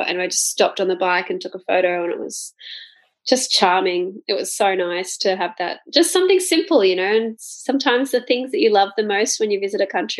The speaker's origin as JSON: {"language": "English", "town": "Gold Coast", "region": "Queensland", "country": "Australia", "tie": "born or raised there", "said": "my hometown, Gold Coast."}